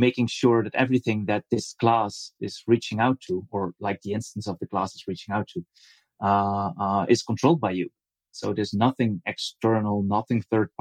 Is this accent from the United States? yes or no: no; Netherlands; I'm from the Netherlands. I also live in the Netherlands